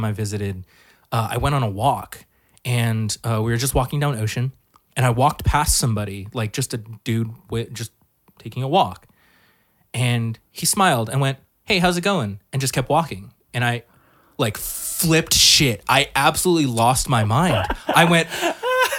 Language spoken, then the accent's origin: English; Hacienda Heights, California, United States; I grew up in Hacienda Heights